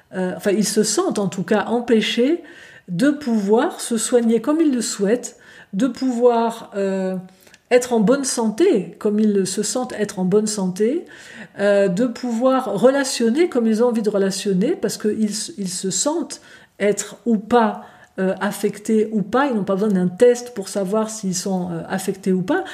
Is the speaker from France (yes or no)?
no; Switzerland; chez nous en Suisse